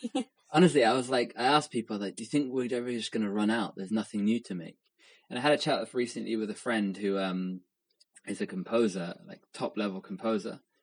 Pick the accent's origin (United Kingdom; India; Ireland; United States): United Kingdom; England; someone who's grown up in England